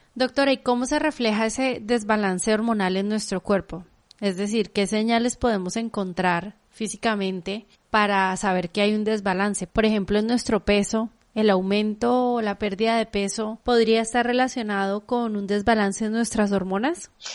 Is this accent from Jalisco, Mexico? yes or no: yes; Guadalajara, Jalisco, Mexico; moved away; yo crecí en Guadalajara